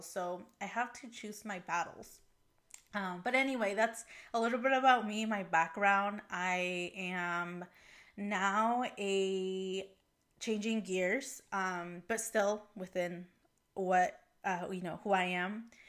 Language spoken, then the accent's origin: English; Portland, Oregon, United States; also born or lived in Puebla, Mexico; I grew up in this area